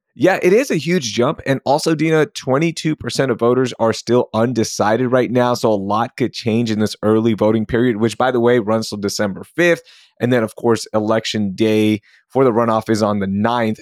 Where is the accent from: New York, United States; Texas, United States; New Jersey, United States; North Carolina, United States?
Texas, United States; Sugar Land; I grew up in Sugarland